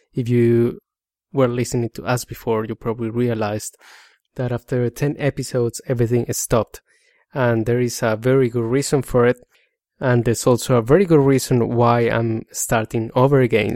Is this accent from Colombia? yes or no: yes; Colombia; accent: Spanish; English is a second language; moved away as an adult; now in Australia; I come from Colombia. I migrated to Australia seven years ago